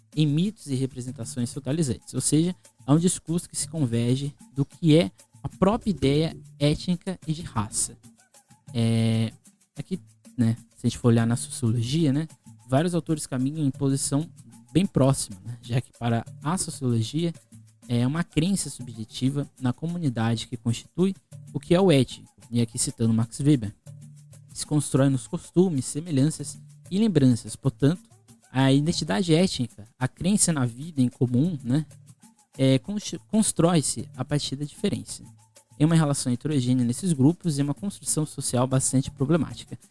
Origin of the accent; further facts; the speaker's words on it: Guarujá, São Paulo, Brazil; eu sou do Guarujá, né? aqui, litoral de São Paulo, vizinha de Santos